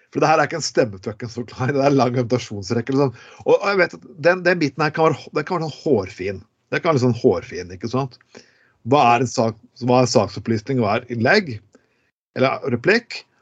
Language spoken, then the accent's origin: Norwegian; Skien, Telemark, Norway; born or raised there